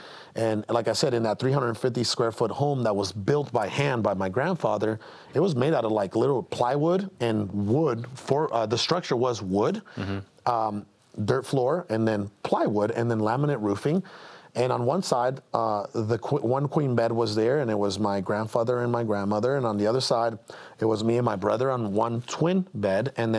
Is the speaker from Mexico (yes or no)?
yes; Mexico; moved away; I was born into dirt poverty in Mexico